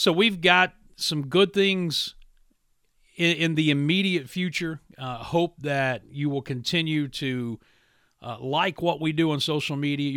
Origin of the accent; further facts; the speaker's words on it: Williamson, West Virginia, United States; my hometown of Williamson, West Virginia